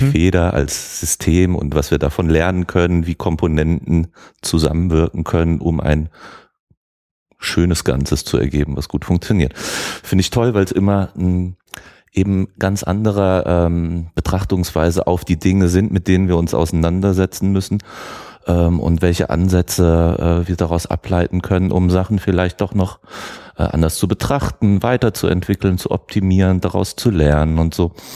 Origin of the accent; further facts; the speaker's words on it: Germany; wir Deutsche